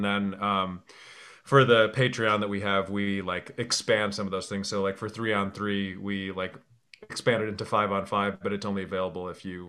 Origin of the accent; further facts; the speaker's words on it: Chicago, Illinois, United States; I grew up in the Chicago area like during the 90s.